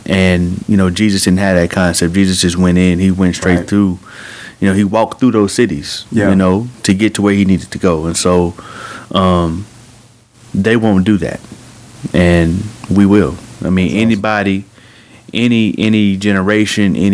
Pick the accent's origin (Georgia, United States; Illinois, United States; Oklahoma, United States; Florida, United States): Oklahoma, United States; Bartlesville; moved away as an adult; now in Golden, Missouri, United States; I'm from Bartlesville, Oklahoma